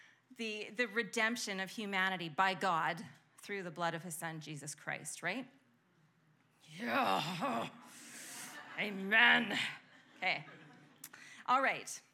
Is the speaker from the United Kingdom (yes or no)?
no; Canada; we're Canadian